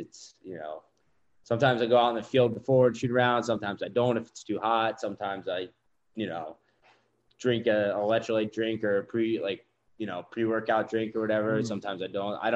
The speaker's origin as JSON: {"language": "English", "town": "Baltimore", "region": "Maryland", "country": "United States", "moved": "yes", "said": "being from Baltimore"}